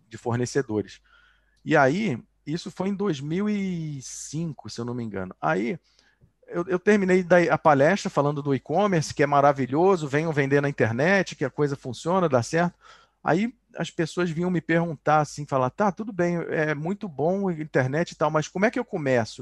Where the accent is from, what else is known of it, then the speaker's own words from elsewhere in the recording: Rio de Janeiro, Brazil; moved away as an adult; now in Barcelona, Spain; quando tinha 15 anos, eu vendia sanduíche natural na praia, né? Para poder viajar no verão, no Rio de Janeiro, sou carioca